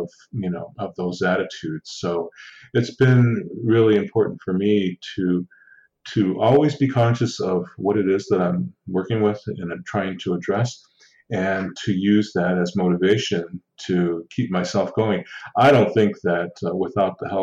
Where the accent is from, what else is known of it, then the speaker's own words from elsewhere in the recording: Six Nations Reserve, Southern Ontario, Canada; I'm Indigenous from the Six Nations Reserve in Southern Ontario